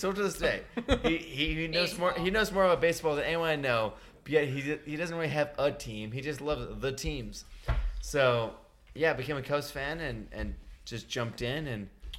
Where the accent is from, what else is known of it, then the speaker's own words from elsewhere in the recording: outside of Philadelphia, Pennsylvania, United States; moved away as an adult; now in Boise, United States; So I grew up outside of Philadelphia